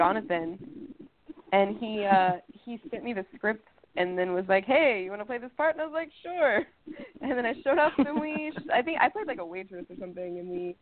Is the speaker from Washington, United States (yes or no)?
no; Texas, United States; now in Los Angeles, United States; I'm from Texas, but I live in LA now.